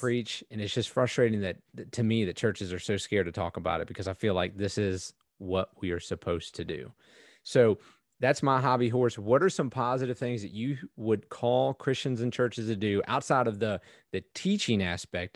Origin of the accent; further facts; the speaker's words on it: East Coast, United States; I grew up on the East Coast.